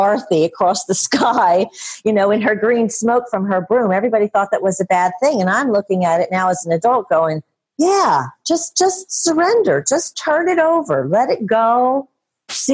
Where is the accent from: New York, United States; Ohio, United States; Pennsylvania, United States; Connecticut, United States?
Pennsylvania, United States; Philadelphia; I'm from Philadelphia and still in Philadelphia